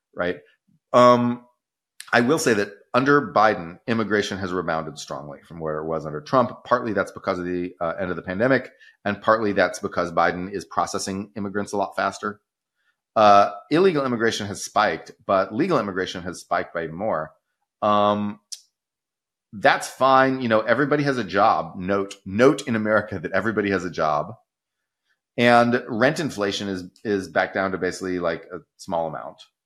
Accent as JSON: {"language": "English", "region": "Texas", "country": "United States", "said": "I'm from Texas"}